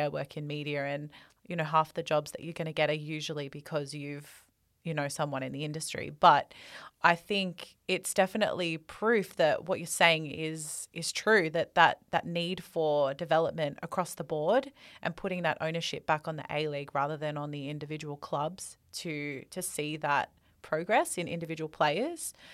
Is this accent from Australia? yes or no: yes; Australia; We're two Australian girls